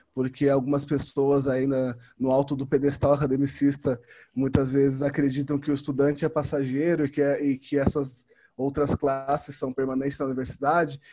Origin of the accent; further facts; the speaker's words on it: São Paulo, Brazil; now in Pelotas, Brazil; em São Paulo, onde eu nasci, onde eu cresci